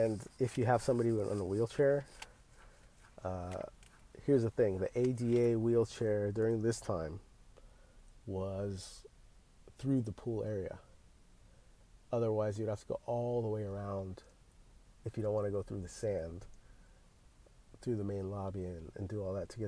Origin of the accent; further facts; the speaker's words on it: California, United States; we're from California. We don't get much rain.